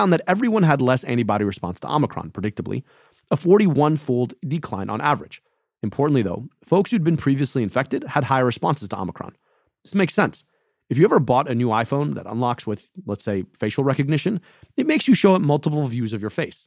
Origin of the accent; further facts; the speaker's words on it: Michigan, United States; my home state of Michigan